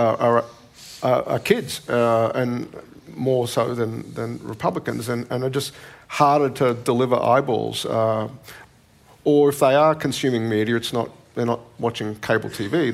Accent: Australia; as an Australian

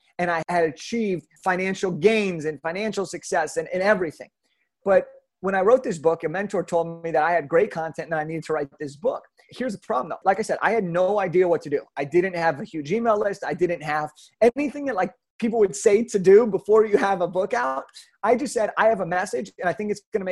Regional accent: Southern California, United States; I grew up in Southern California

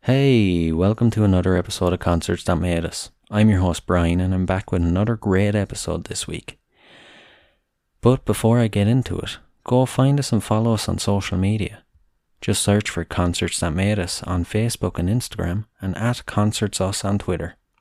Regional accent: Wexford, Leinster, Ireland; my hometown of Wexford

